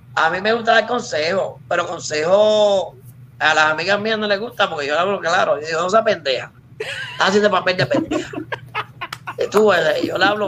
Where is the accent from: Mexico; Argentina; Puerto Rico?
Puerto Rico